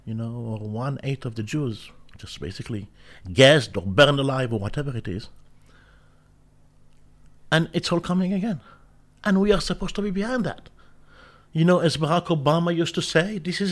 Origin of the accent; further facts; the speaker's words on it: Israel; I was born in Israel